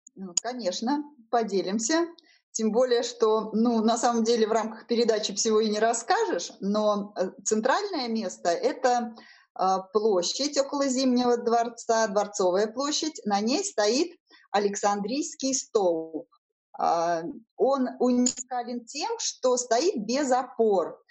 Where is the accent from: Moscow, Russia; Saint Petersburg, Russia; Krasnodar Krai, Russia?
Saint Petersburg, Russia; я коренная петербурженка. А, все мои родственники тут жили